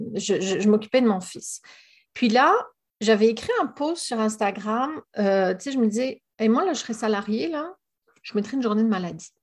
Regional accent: France; moved away as an adult; now in Gaspésie, Canada; comme mon accent ne l'indique pas, je suis quand même située au Québec. je suis française d'origine, mais ça fait plus de 15 ans que j'habite en, Gaspésie

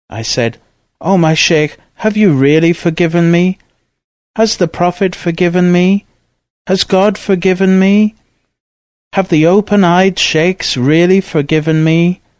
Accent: Dagestan, Russia; even though I was from Dagestan and I know all the languages of my area.

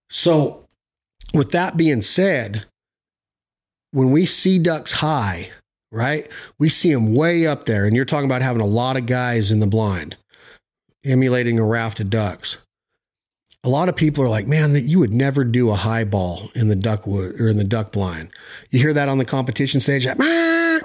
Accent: Nevada, United States; I'm from Nevada

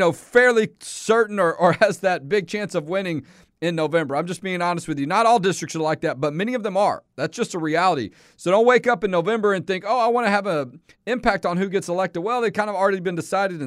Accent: Houston, Texas, United States; now in Central Texas; I was in East Houston, where I grew up, my old stomping ground, East Side

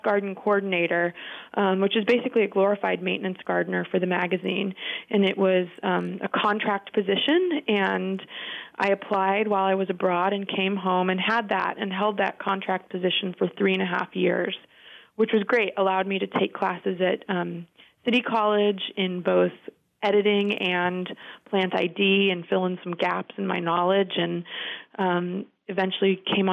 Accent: Denver, Colorado, United States; moved away; also born or lived in Michigan; I grew up in Denver, Colorado

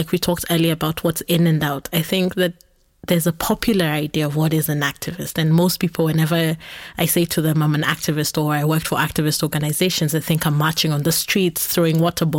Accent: Nairobi, Kenya; so I grew up in Nairobi, where we had public transport that were called matatus

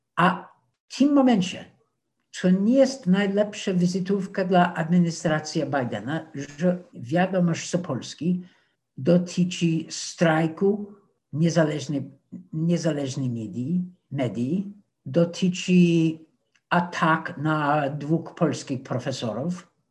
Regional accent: United States; Polish is a second language; moved away; also born or lived in Warsaw; jako Amerykanin

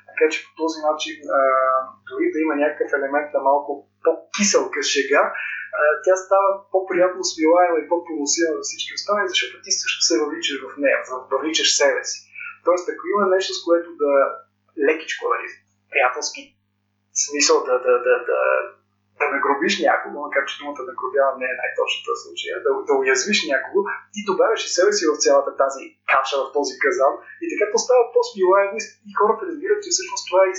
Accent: Troyan, Lovech Province, Bulgaria; moved away as an adult; now in Sofia, Bulgaria; че съм от Троян, аз съм всъщност от там

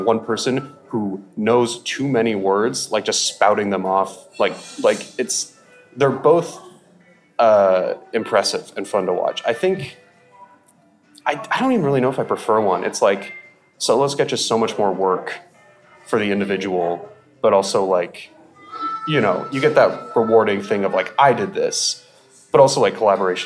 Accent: rural Alaska, United States; now in Seattle, United States; I grew up in rural Alaska.

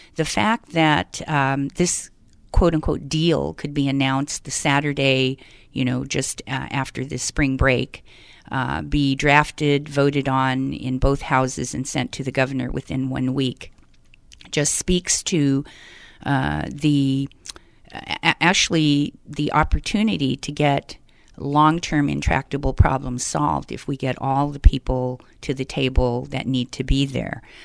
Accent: Denver, Colorado, United States; also born or lived in Southern California / Northern California; now in California, United States; born and raised in Denver, Colorado

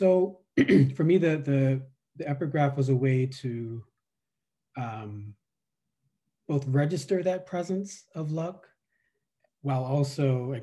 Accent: New York City, New York, United States; also born or lived in Virginia; I was born in Virginia, raised in New York City, in the Bronx and Brooklyn

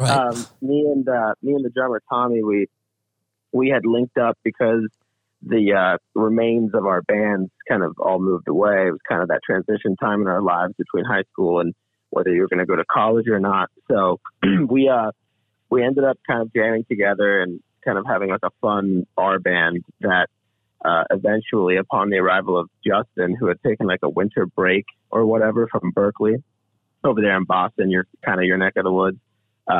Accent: Jordan; first language Arabic; English is a second language; also born or lived in Ohio; now in Columbus, United States; I was born in Jordan, and I ended up coming to the States in about 2001

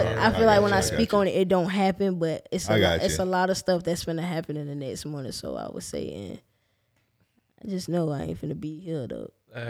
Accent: Jacksonville, Florida, United States; I'm from the West Side

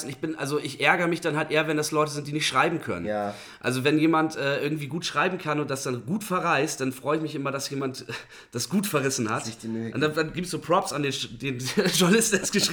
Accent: Bremen, Germany; ist aber auch gleichzeitig meine ehemalige Stammkneipe in Bremen Nord, also ich komme aus Bremen Nord, äh, Fegesack gewesen.

